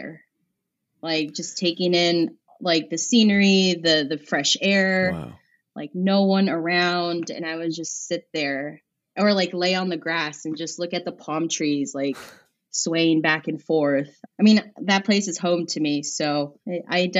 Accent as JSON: {"language": "English", "town": "Azusa", "region": "California", "country": "United States", "tie": "born or raised there", "said": "where I grew up in Azusa"}